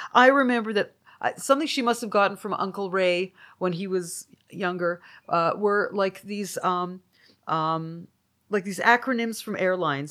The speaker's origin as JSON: {"language": "English", "town": "Toronto", "region": "Ontario", "country": "Canada", "tie": "born or raised there", "moved": "yes", "lives_now": "United States", "said": "my hometown community"}